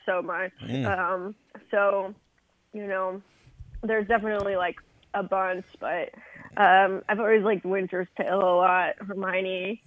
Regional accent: Los Angeles, California, United States; moved away as an adult; also born or lived in San Francisco Bay Area; now in New York, United States; I was born and grew up in the L.A. area

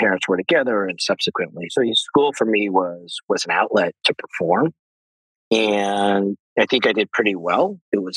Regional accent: San Diego, California, United States; now in New York, United States; So I grew up actually in San Diego, California

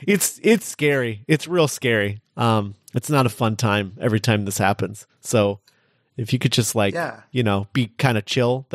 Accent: Scotland, United Kingdom; Oh, my God, I'm Scottish.

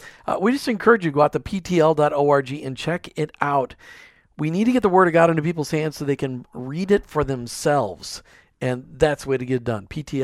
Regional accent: Minneapolis–Saint Paul, Minnesota, United States; as I was growing up in the Twin Cities.

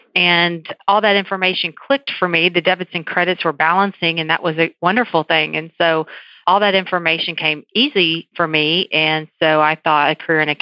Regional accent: San Antonio, Texas, United States; now in Southeast Texas, United States; I'm from San Antonio

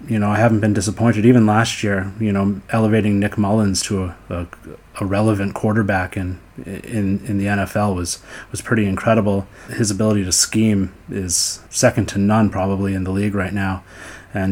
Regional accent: Vancouver, British Columbia, Canada; moved away; also born or lived in Eastern time zone; I live on the Eastern time zone currently, but I grew up in Vancouver, BC, Canada

